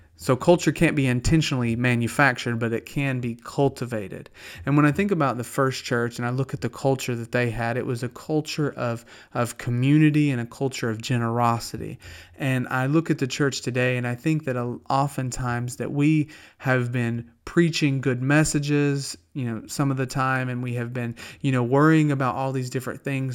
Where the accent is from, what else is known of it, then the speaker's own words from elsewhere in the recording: the South, United States; accent: Southern; also born or lived in Pennsylvania; I don't have to try to be Southern. I talk like peanut butter